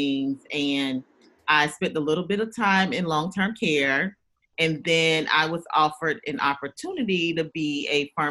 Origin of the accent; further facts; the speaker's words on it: Augusta, Georgia, United States; also born or lived in Louisiana; I am a Southern girl, born and raised in Georgia. Actually Augusta, Georgia